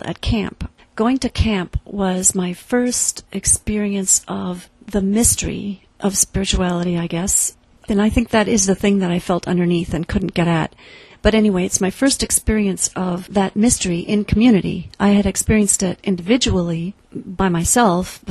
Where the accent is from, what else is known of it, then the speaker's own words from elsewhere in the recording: the middle of Iowa, United States; moved away; I grew up in the Presbyterian Church in the middle of Iowa